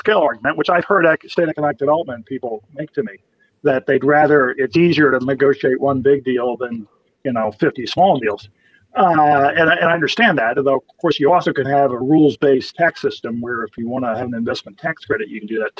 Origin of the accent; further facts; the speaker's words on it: Michigan, United States; my home state